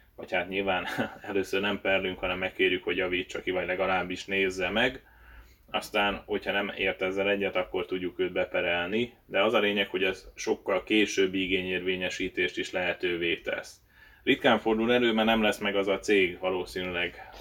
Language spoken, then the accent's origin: Hungarian; Hungary